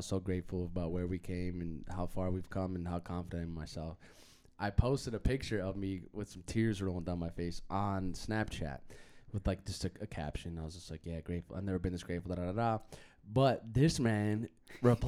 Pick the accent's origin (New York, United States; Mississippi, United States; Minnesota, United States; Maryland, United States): Minnesota, United States; moved away as an adult; also born or lived in North Dakota / Superior, Wisconsin / Duluth, Minnesota; now in California, United States; I'm from Minnesota